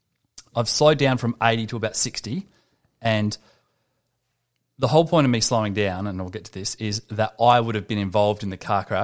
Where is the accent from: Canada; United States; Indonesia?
United States; Santa Monica, California; born there; I was born in Santa Monica, California on the 28th of August, 1969.